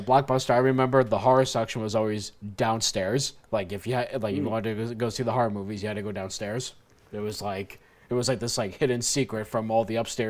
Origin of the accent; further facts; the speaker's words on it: New Jersey, United States; I grew up in Jersey